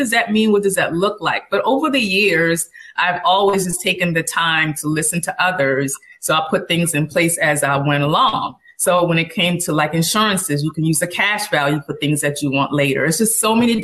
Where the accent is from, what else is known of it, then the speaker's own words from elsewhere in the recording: the South, United States; moved away as an adult; also born or lived in North Carolina; now in Baltimore, United States; I'm from the South